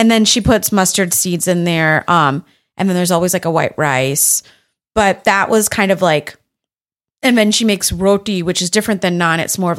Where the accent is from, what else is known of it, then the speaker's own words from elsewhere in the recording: United States; born there; I'm the first person to be born in the US.